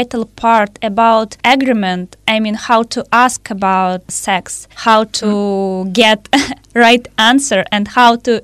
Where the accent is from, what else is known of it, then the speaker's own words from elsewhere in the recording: Russia; I'm from Russia